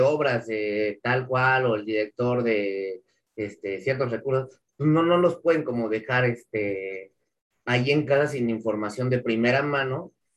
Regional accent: Mexico; Como, mexicano

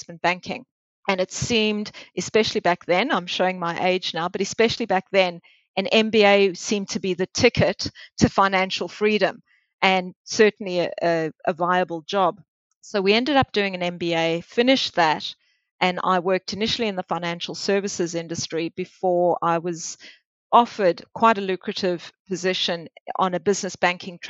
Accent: South Africa; moved away as an adult; also born or lived in Melbourne, Australia / Geelong, Australia; now in Australia; I grew up in Africa, in South Africa

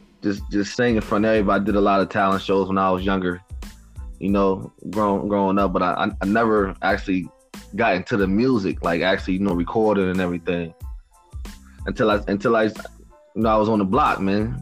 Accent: New Haven, Connecticut, United States; also born or lived in Waterbury, Connecticut; I was born in Waterbury, grew up in New Haven, went to Lincoln Bassett, you know what I'm saying, elementary and on up

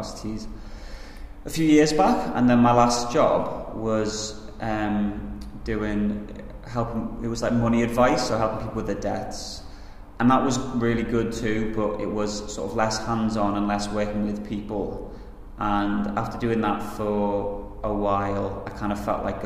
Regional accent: Liverpool, North West England, United Kingdom; I'm from Liverpool

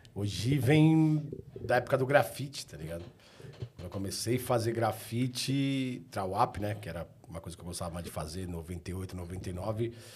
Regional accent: São Paulo, Brazil; eu sempre fui, fui nascido e criado na região do Ipiranga

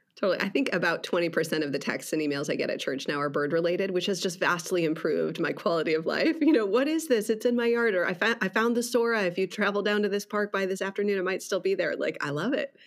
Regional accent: Wisconsin, United States; moved away as an adult; now in Orange County, California, United States; I grew up in the Midwest. I grew up in Wisconsin

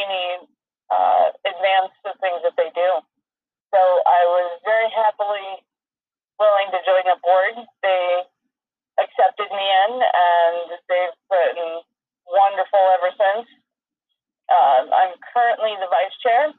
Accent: Middleburg, New York, United States; also born or lived in Rochester; I grew up in Middleburg, graduated from Middleburg High School in 1996.

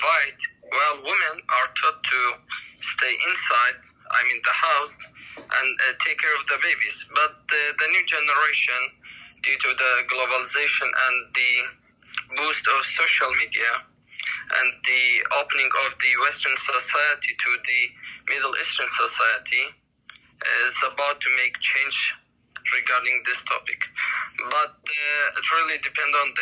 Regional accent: Iraq; I'm from Iraq

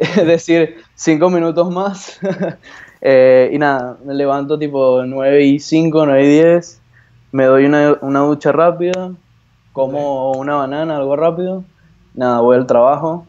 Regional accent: Venezuela; moved away as an adult; now in Buenos Aires, Argentina; yo soy venezolano, pero estoy residido hace ya casi dos años aquí en Buenos Aires, Argentina

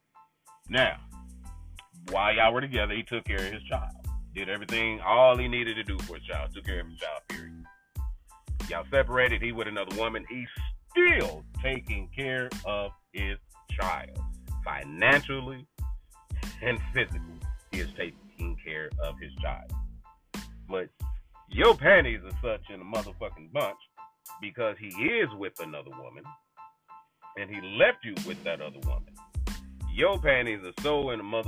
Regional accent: Kansas City, Missouri, United States; my home state, Kansas City, Missouri

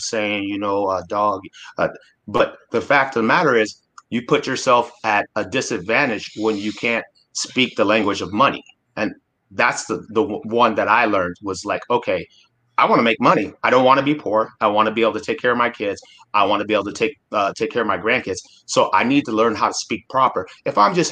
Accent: Anchorage, Alaska, United States; I grew up in Alaska and in Anchorage, Alaska

